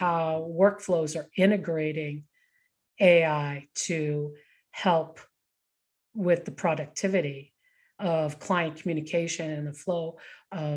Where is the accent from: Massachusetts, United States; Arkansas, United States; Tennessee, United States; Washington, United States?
Massachusetts, United States; Boston; moved away; also born or lived in Rocky Mountains; I grew up in Boston and lived all those years in the Rocky Mountains